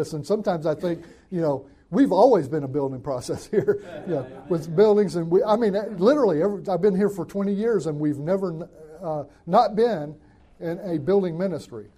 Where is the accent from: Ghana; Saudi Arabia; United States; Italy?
United States; Northwest Alabama; moved away as an adult; now in California, United States; I grew up in Northwest Alabama